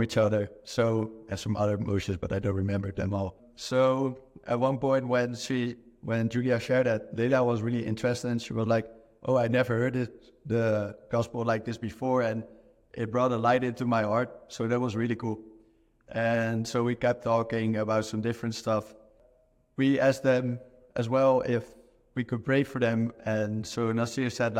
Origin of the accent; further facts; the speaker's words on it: Netherlands; moved away; I'm originally from the Netherlands